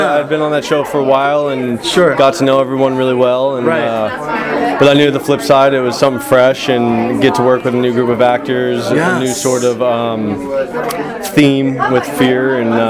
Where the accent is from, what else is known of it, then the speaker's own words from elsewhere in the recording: Austin, Texas, United States; moved away; I moved back to my hometown to film the show. I'm from Austin, Texas.